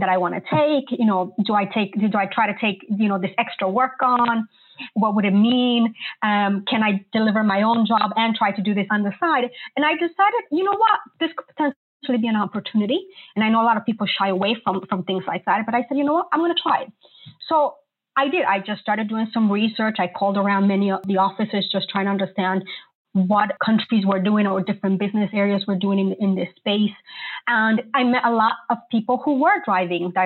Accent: New York, United States; moved away as an adult; also born or lived in Colombia; now in London, United Kingdom; I'm a native Colombian, but I grew up in New York and now have lived in London for the last 17 years

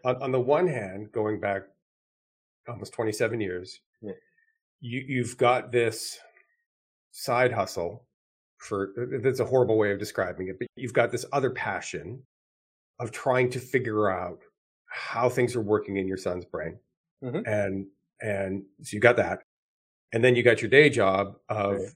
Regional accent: Canada; moved away as an adult; now in United States; I was born and raised in Canada. I spent my first 25 years in Canada

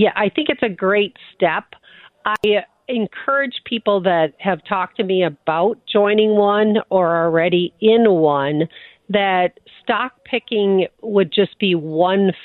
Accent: Midwest, United States; we're from the Midwest, Jackie, right? So people are very quiet about what their finances are like.

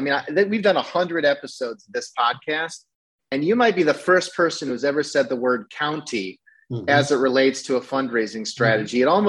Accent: Northeast Iowa, United States; it's sort of one of those towns without a stoplight. And, you know, you could drive right through. And that's very similar to where I grew up in Northeast Iowa.

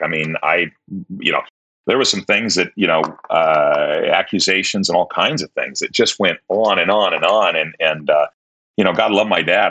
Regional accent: Tacoma, Washington, United States; fourth grade, uh, we moved from Tacoma, from Holy Cross to St. Paul's

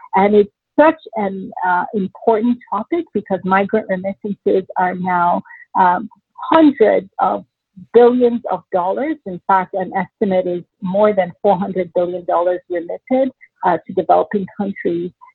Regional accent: Nigeria; moved away; also born or lived in New York City, United States; my parents moved back to Nigeria when I was six months old so I had the opportunity to grow up in a completely different part of the world

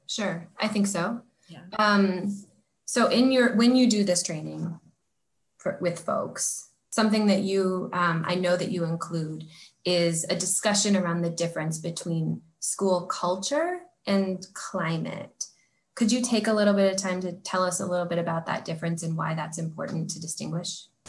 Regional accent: Oregon, United States; As this like white kid growing up in Oregon.

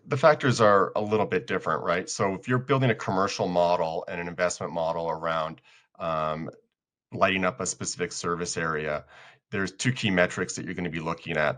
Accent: Colorado, United States; I'm from Colorado

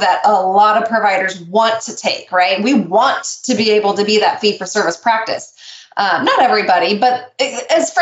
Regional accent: Nebraska, United States; I'm from Nebraska

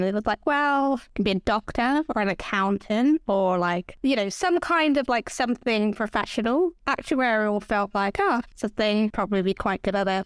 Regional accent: Hertfordshire, East of England, United Kingdom; moved away as an adult; also born or lived in Enfield; now in London, United Kingdom; I grew up just north of London in a place called Hertfordshire

